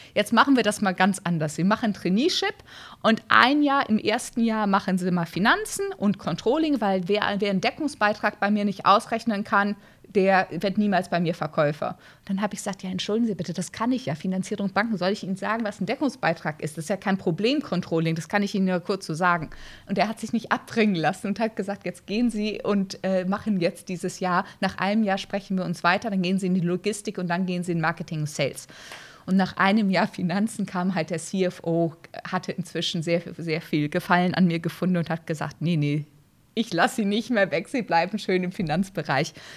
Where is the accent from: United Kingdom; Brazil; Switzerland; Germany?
Brazil; moved away; Ich bin in Brasilien aufgewachsen